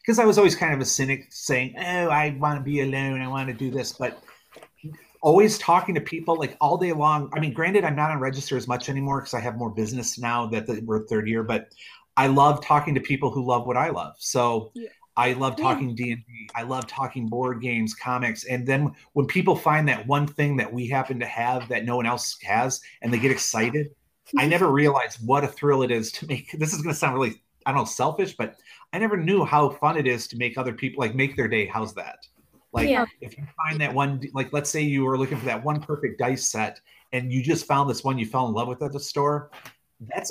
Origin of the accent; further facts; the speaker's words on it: Michigan, United States; now in Chelsea, United States; I grew up in Michigan, but moved around for about 20 years. I came back in 2015